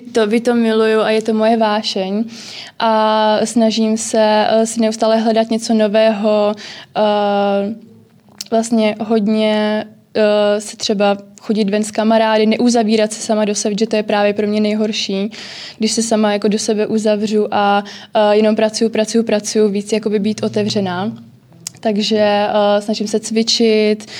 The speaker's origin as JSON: {"language": "Czech", "region": "Prague", "country": "Czechia", "said": "já jsem z Prahy"}